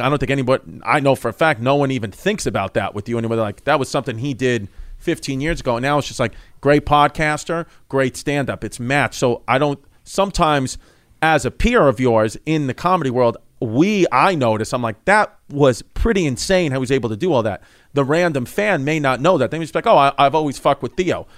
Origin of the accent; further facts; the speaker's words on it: New York City, New York, United States; where I grew up in Ridgewood, Bushwick